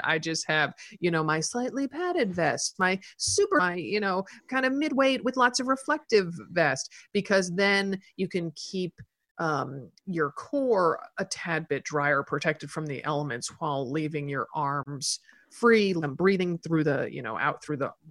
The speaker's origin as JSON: {"language": "English", "town": "Portland", "region": "Oregon", "country": "United States", "said": "I'm from Portland."}